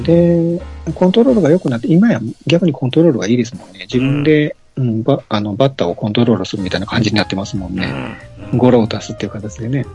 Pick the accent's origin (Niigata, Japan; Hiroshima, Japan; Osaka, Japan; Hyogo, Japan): Hyogo, Japan; Nishinomiya; 僕、西宮出身なんで、西宮球場も近かったんですよ